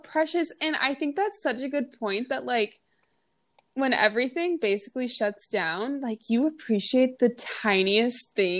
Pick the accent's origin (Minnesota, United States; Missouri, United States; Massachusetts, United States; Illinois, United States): Minnesota, United States; I'm from Minnesota, so I flew back home and I was welcomed by a lot of snow.